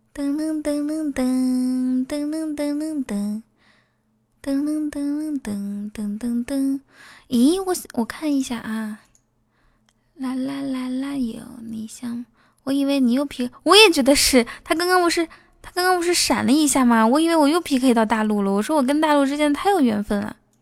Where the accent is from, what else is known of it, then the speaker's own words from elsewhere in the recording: Inner Mongolia, China; moved away; 我是内蒙古的孩子，我可以套马